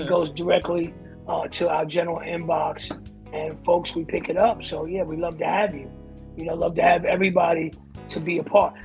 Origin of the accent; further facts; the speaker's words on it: Teaneck, New Jersey, United States; I'm from Teaneck, New Jersey